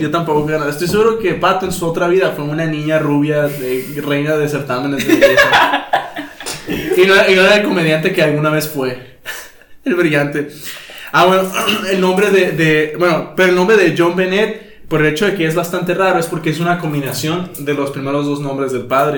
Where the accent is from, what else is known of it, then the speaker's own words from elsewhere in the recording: Mexico; como buen mexicano